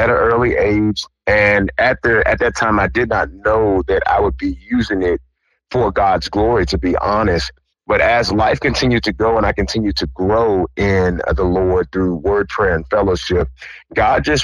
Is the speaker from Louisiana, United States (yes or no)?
yes; Shreveport, Louisiana, United States; I'm from Shreveport, Louisiana.